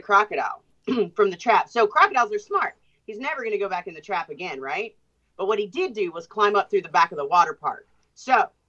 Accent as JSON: {"language": "English", "country": "United States", "said": "not only am I from the United States of America, I'm a female that works with crocodiles and alligators"}